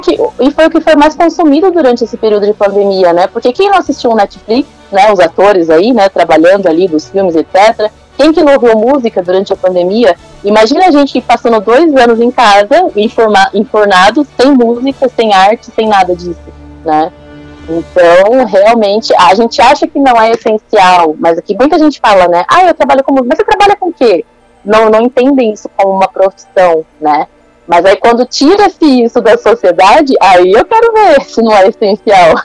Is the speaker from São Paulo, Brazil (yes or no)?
yes; Osasco, São Paulo, Brazil; moved away as an adult; now in Tatuí, Brazil; Eu sou de Osasco. Inclusive, eu tô aqui em Osasco hoje, né, falando com vocês. Estou na casa dos meus pais. E aí faz 10 anos já que eu moro em Tatuí